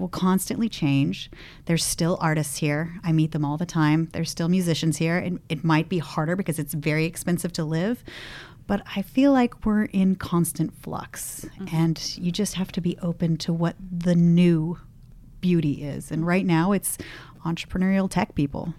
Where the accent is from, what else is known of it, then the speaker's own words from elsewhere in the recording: Los Gatos, California, United States; moved away as an adult; now in San Francisco, United States; I grew up in Los Gatos